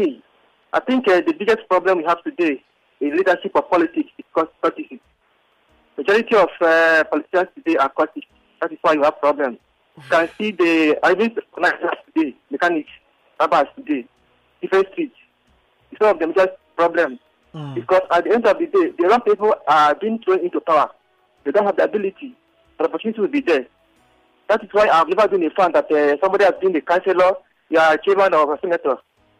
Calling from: Ojo, Lagos, Nigeria; I'm calling from Ojo.

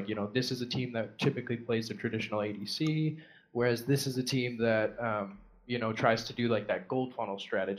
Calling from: Orange, California, United States; Orange, California.

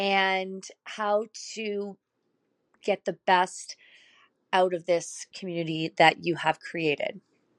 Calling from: Ottawa, Ontario, Canada; Hi, Megan. It's … I am from Ottawa, Canada.

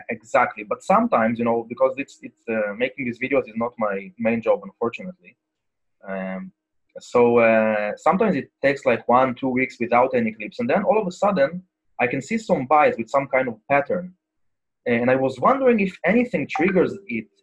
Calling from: Israel; I'm calling from Israel, actually.

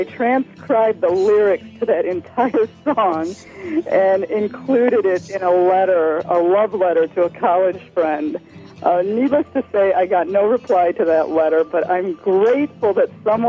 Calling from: Chicago suburbs, Illinois, United States; I'm calling from the Chicago Burbs.

